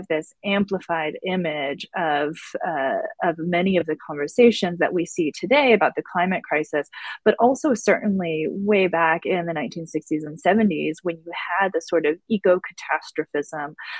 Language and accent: English; Tucson, Arizona, United States; now in Syracuse, United States; in Tucson, in my hometown.